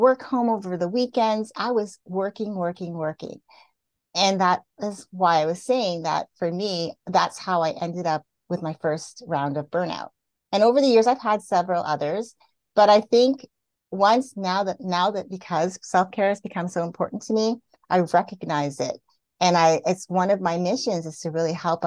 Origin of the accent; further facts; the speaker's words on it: Canada; I grew up in Canada, so I'm used to the seasons.